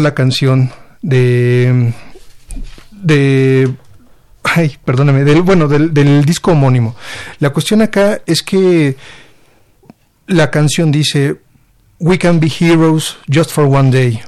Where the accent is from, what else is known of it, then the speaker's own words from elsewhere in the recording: Mexico; como editor mexicano